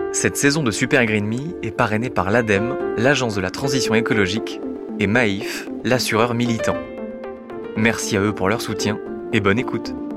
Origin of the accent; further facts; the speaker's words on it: south-east France, France; moved away as an adult; now in Paris, France; Je suis pas parisien, je suis euh, un petit provincial, né dans le sud-est de la France